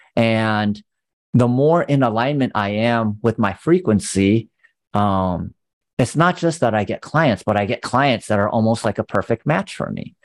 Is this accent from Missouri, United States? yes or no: no; California, United States; growing up in California